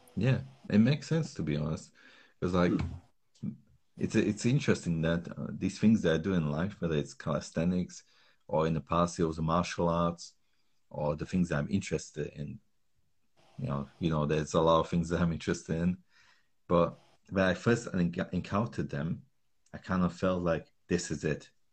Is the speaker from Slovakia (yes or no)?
yes; Slovakia; moved away; I grew up in Slovakia